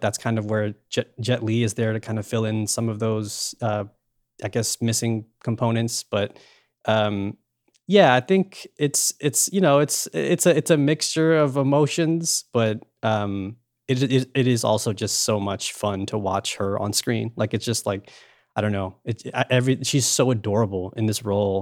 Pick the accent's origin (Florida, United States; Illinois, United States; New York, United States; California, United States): New York, United States; born and raised in New York